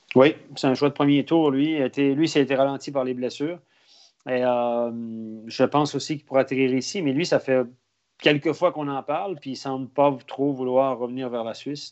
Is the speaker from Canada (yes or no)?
yes; Quebec, Canada; on est Québécois